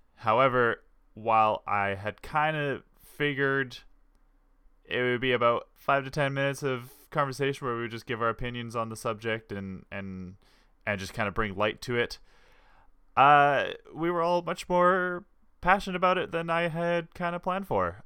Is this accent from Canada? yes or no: yes; Canada; we've all grown up in Canada